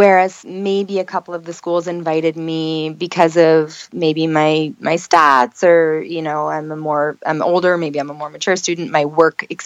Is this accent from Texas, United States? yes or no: no; New York, United States; moved away as an adult; now in Florida, United States; I'm from New York